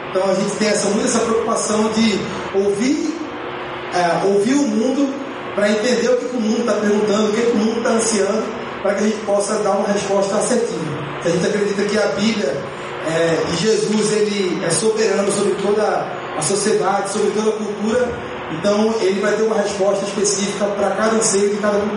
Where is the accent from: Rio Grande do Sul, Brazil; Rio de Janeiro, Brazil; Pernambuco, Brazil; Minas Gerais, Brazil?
Pernambuco, Brazil; Recife; Sou lá de Recife também